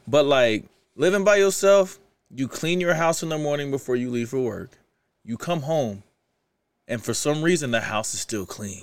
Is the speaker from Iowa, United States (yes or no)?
no; Kansas City, Missouri, United States; moved away as an adult; also born or lived in St. Louis, Missouri; now in Utah, United States; I'm from Kansas City. I moved to Saint Louis when I was twelve